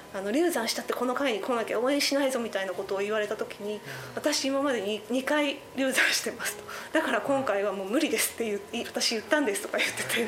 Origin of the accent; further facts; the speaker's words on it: Akita, Japan; 私自身も県出身者として